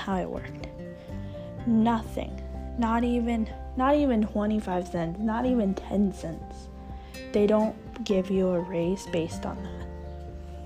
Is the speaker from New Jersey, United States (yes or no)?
no; California, United States; I grew up in California my entire life